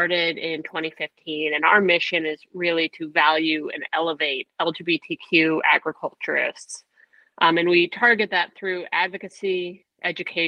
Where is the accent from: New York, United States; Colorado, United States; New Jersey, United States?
Colorado, United States; Denver; moved away as an adult; also born or lived in South Texas; now in California, United States; I grew up in Denver, Colorado